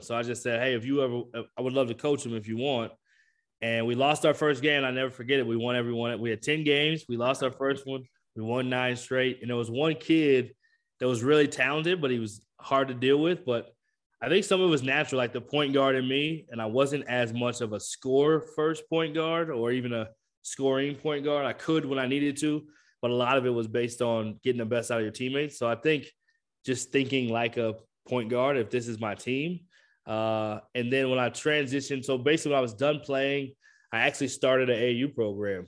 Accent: Michigan, United States; I did grow up in Michigan, so I grew up watching the Pistons

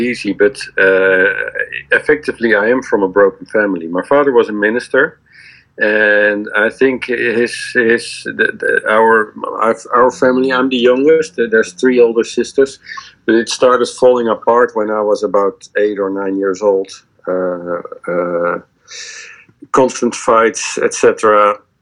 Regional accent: Leiden, South Holland, Netherlands; I grew up in Leiden, which is which is the, one of the university cities in Holland

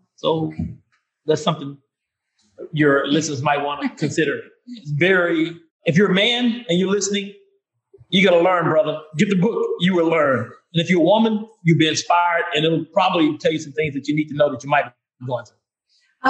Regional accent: Vicksburg, Mississippi, United States; where I was born and raised in Vicksburg, Mississippi

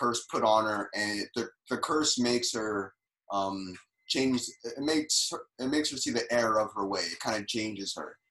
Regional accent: Paterson, New Jersey, United States; moved away as an adult; also born or lived in New York City / California; now in Japan; I'm from New Jersey. I'm from Paterson, New Jersey

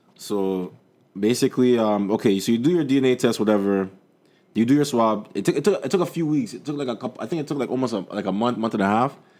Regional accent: Jamaica; I'm Jamaican

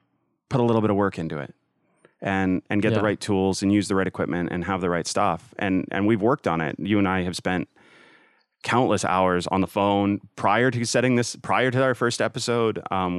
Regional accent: Canada; now in United States; I'm Canadian.

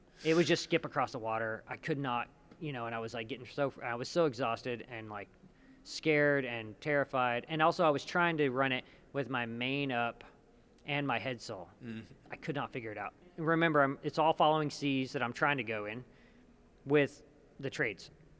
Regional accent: Hobbs, New Mexico, United States; people I grew up with in Hobbs, New Mexico

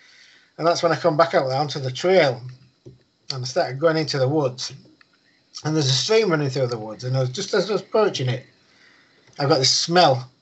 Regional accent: United Kingdom; he's always put food on our table when we was growing up, because we grew up outside of Winsley.

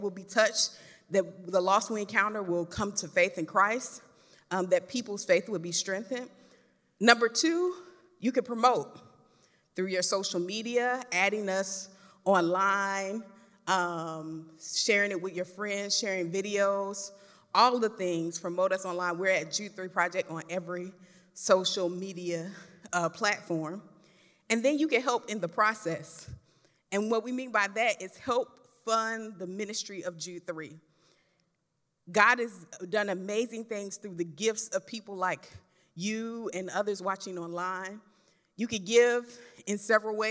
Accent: Florida, United States; I'm from Florida

